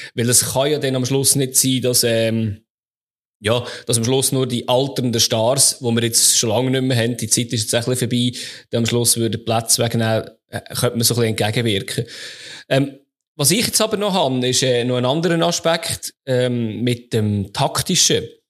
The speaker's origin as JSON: {"language": "German", "country": "Switzerland", "said": "bei uns in der Schweiz"}